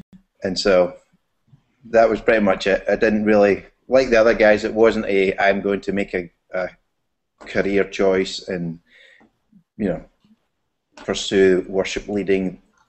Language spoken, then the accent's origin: English; Scotland, United Kingdom; moved away as an adult; now in Mount Pleasant, United States; I grew up in a little tiny church in Scotland, probably about 30 people. My dad was a pastor, little independent Pentecostal